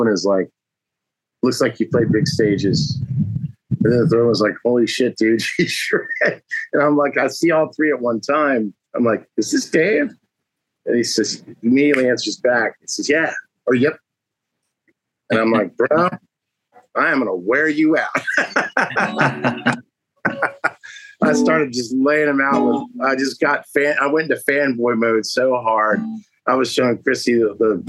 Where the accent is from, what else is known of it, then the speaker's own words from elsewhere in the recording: Virginia Beach / Norfolk area, United States; also born or lived in Keflavik, Iceland; my hometown. And it was at the football stadium at Old Dominion University